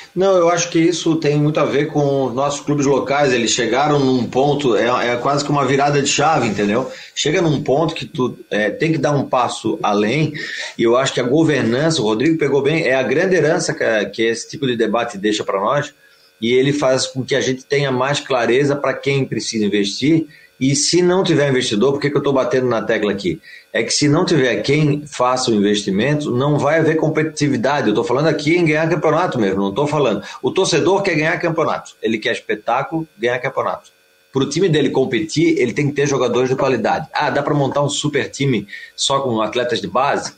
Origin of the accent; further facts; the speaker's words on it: Florianópolis, Santa Catarina, Brazil; nós, né, que somos de Florianópolis